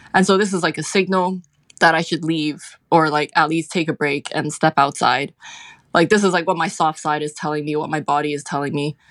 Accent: Hong Kong; moved away as an adult; also born or lived in United Kingdom; now in United States; I grew up in Hong Kong

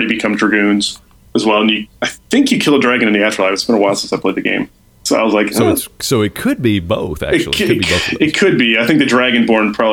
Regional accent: Chicago, Illinois, United States; I grew up in Chicago

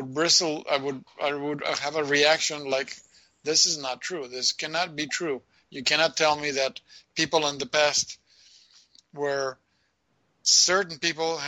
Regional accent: Argentina; moved away; growing up in Argentina

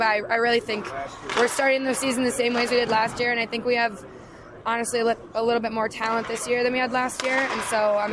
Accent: Minnesota, United States; now in Schenectady, United States; I'm from Minnesota, so I get to go home, see my family

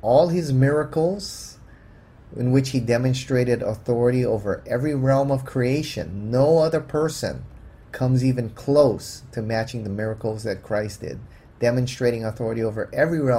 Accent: Hawaii, United States; I grew up in the Buddhist culture, and here in Hawaii, it's pretty eclectic.

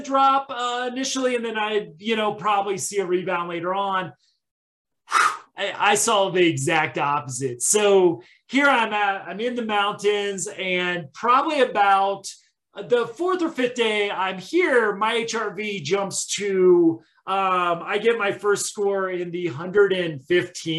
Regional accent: Midwest, United States; now in Colorado, United States; growing up in the Midwest

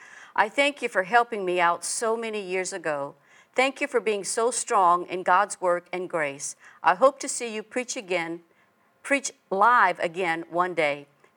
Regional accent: Louisiana, United States; now in Texas, United States; I'm from Louisiana, but I now live in Texas.

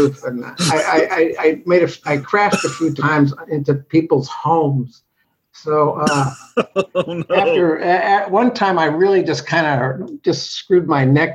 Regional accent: New Jersey, United States; moved away as an adult; now in Los Angeles, United States; My family, I grew up in New Jersey

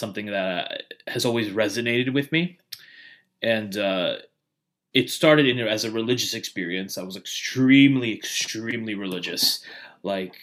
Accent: New York City, New York, United States; now in South Florida, United States; I'm originally from New York. Grew up in the Bayside area, which is like the border of Queens and Long Island.

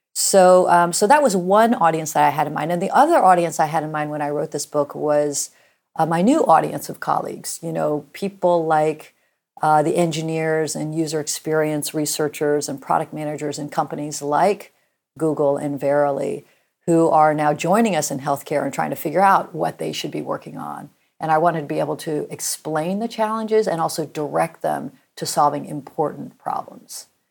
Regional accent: Norman, Oklahoma, United States; I grew up in Norman, Oklahoma

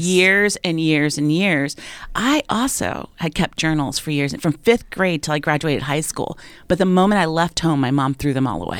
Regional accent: United States; as an American girl

